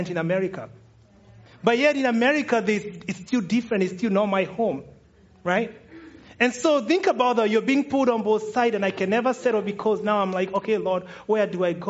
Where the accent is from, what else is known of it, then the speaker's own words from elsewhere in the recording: Kenya; moved away as an adult; now in United States; Kenyans, we call it tomato sauce